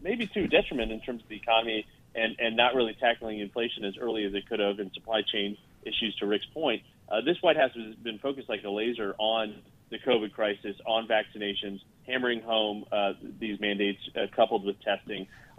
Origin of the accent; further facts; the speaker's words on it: Rehoboth Beach, Delaware, United States; I think he was planning on traveling to the summer White House in my hometown, Rehoboth Beach, Delaware.